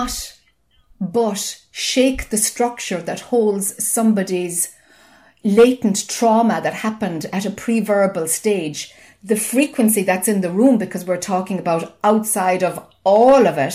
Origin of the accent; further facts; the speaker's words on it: Ireland; I'm Irish, you know, and we talk a lot.